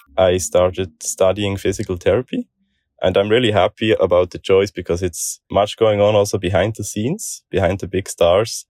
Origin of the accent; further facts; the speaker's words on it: Switzerland; I'm from Switzerland, twenty-five years old